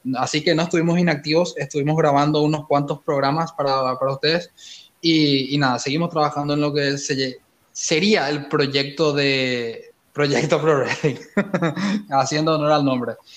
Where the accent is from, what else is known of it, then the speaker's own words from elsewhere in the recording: Paraguay; Roberto Palermo y yo somos de Paraguay